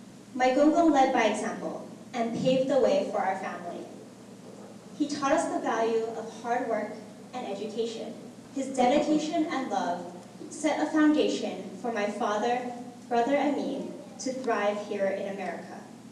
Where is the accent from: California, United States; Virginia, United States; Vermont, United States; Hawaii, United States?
Hawaii, United States; Honolulu; As an American-born Chinese, I was blessed with a loving support system that motivated me every step of the way to achieving my goals and dreams. I was raised by my mother and father, who worked hard to send me here to Iolani School.